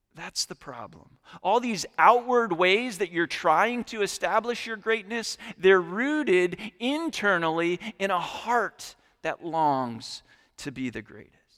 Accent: New England, United States; now in Richmond, United States; I grew up in New England

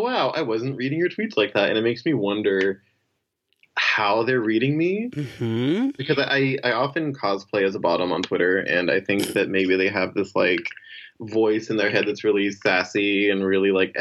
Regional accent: rural Oklahoma, United States; moved away; my hometown is very small and most people there know me

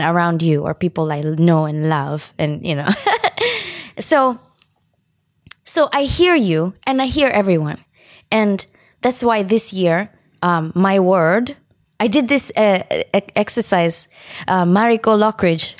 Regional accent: Kenya; accent: Kenyan; moved away as an adult; now in United States; my upbringing in Kenya

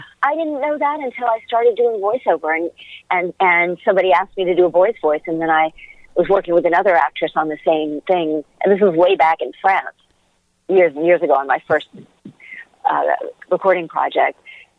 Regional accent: United States; and I'll do something that is in that vein as an American.

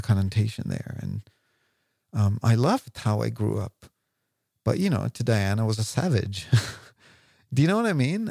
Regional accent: Israel; now in London, United Kingdom; I came from Israel

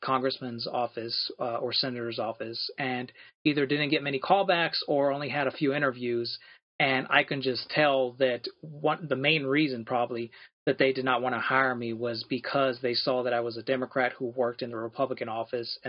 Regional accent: Amarillo, Texas, United States; I'm born and raised in Amarillo, so I went to all public schools here

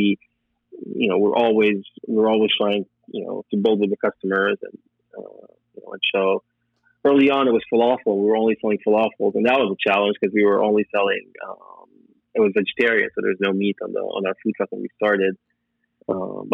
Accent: Beirut, Beirut Governorate, Lebanon; moved away as an adult; now in United States; I'm Lebanese. I grew up in Beirut. I studied there. I came here when I was 22 years old

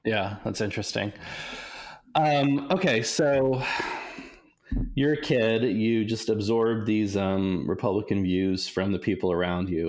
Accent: Lincoln, Nebraska, United States; moved away; Lincoln, Nebraska, which is the town I grew up

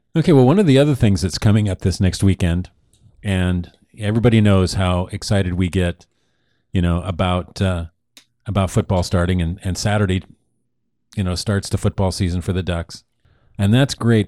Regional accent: Oregon, United States; moved away as an adult; now in Arizona, United States; Now we're from Oregon

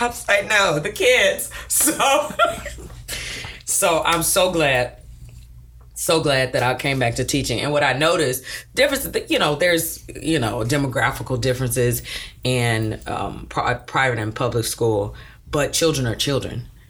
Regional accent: Brazoria County, Texas, United States; also born or lived in South Houston, Texas; when I was a little girl, we moved south of Houston to Brazoria County. So I grew up in Brazoria County.

